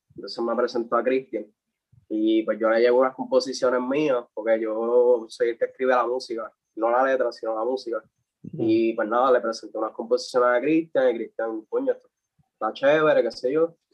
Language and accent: Spanish; Comerío, Puerto Rico; yo soy de Comerío, o sea, viví en Comerío